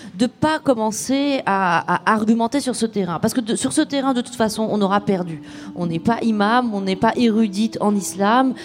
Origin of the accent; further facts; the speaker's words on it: Rabat, Rabat-Salé-Kénitra, Morocco; J'ai grandi euh, à Rabat